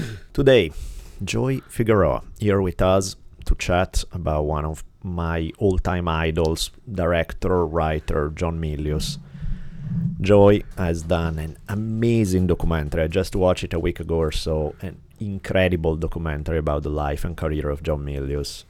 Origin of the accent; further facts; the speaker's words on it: Italy; moved away; growing up in Italy